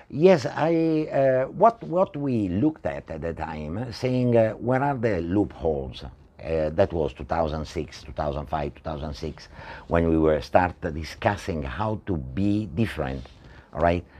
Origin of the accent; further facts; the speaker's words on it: Italy; moved away as an adult; also born or lived in Spain; now in Malaysia; I'm originally from Italy